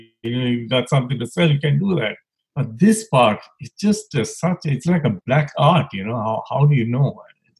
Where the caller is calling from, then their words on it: Maryland, United States; I'm calling from the East Coast in D.C., near D.C. I live in Maryland, working in D.C.